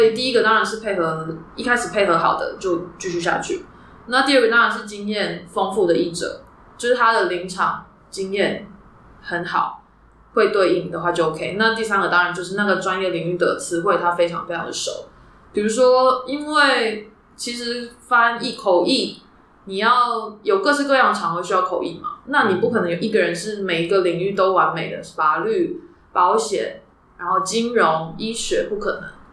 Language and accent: Chinese; Taiwan; 那个我们台湾人用中文听其实都听不懂